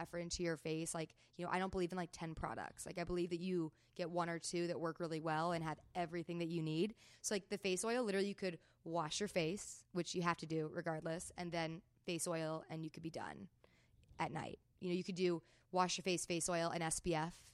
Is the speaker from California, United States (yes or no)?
yes; Palos Verdes, California, United States; I grew up in Palos Verdes here in California, like on the water.